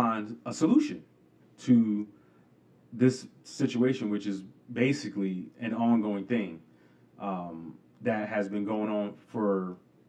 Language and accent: English; New York City, New York, United States; I remember growing up in New York, and it wasn't, you know, my parents didn't allow us to go to the two movie theaters in our location in Queens